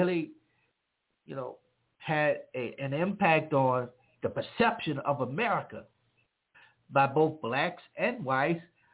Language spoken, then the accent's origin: English; Louisiana, United States; I grew up in the South, in Louisiana